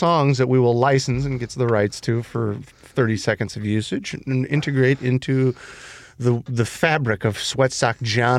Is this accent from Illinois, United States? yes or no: yes; Elmwood Park, Illinois, United States; When we were growing up in Elwood Park.